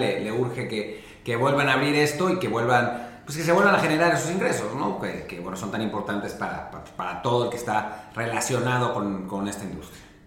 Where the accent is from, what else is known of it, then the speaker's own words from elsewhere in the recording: Mexico City, Mexico; moved away as an adult; also born or lived in Los Angeles; now in Spain; me fui de México hace 14 años